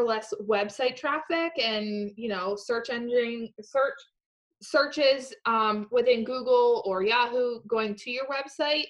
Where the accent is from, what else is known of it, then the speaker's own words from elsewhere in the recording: Mertztown, Pennsylvania, United States; I grew up in Mertztown, Pennsylvania.